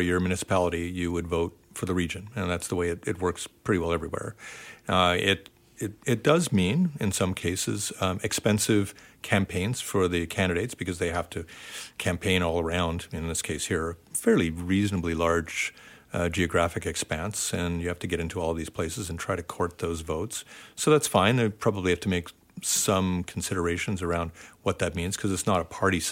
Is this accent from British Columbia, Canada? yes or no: no; Ontario, Canada; moved away as an adult; I grew up in Ontario